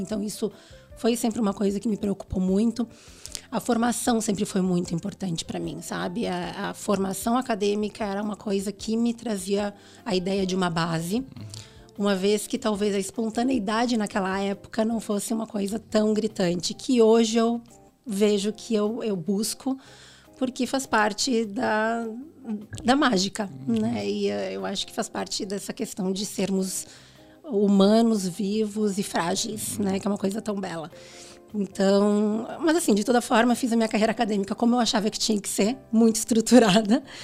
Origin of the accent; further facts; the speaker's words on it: Rio Grande do Sul, Brazil; moved away as an adult; also born or lived in Porto Alegre; now in São Paulo, Brazil; eu vim do Sul, né? Eu sou gaúcha, e no Rio Grande do Sul nós somos muito bairristas